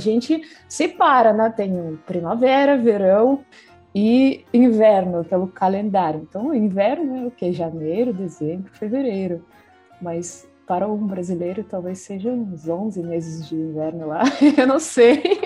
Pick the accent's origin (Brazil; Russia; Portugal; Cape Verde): Russia; Salekhard, Yamalo-Nenets Autonomous Okrug; Portuguese is a second language; moved away; E quando eu penso na vida no círculo polar, então onde eu nasci